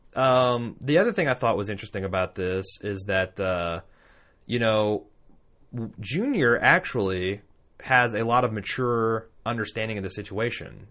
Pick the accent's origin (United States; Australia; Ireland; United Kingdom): United States; Indiana; We're from Indiana.